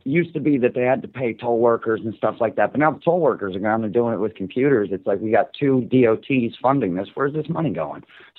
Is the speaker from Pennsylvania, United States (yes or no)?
no; New Jersey, United States; now in Detroit, United States; New England, where I was born and raised out in New Jersey, or as I like to call it, the DPRNJ.